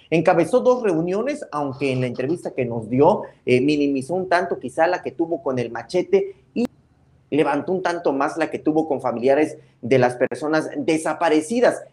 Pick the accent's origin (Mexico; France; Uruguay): Mexico; Tuxtla Gutiérrez, Chiapas; como tuxlecos, como chiapanecos, como mexicanos